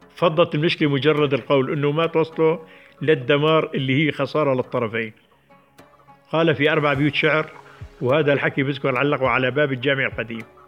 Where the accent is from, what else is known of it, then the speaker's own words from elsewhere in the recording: Jabal al-Zawiya, Idlib Governorate, Syria; قريتي اللي هي كان صفراء